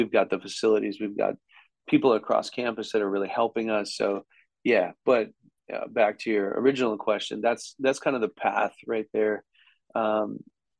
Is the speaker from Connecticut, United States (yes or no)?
no; Wisconsin, United States; I came from Wisconsin